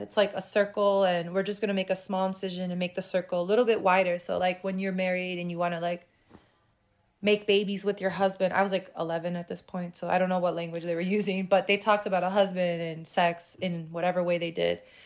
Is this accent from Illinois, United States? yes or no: yes; Chicago, Illinois, United States; I was born in Chicago, born and raised, still live there